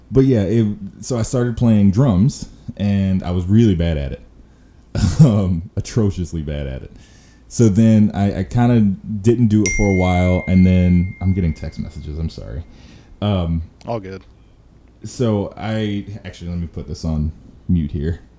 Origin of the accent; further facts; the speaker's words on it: Chicago, Illinois, United States; So I'm I'm a Southsider, so Sox fan.